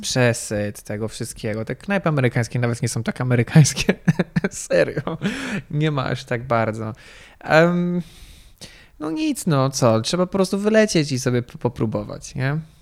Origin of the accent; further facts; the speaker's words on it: Warsaw, Masovian Voivodeship, Poland; ja jestem warszawiakiem